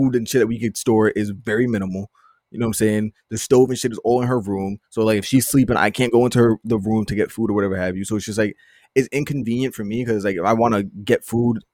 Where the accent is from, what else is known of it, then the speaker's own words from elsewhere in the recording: New York City, New York, United States; moved away as an adult; now in Long Island, United States; I'm from Queens, originally born and raised. I just recently started living in Long Island for 3 years now